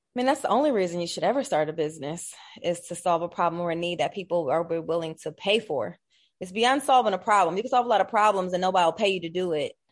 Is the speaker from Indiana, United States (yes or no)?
no; Columbus, Ohio, United States; I'm born and raised in Columbus, Ohio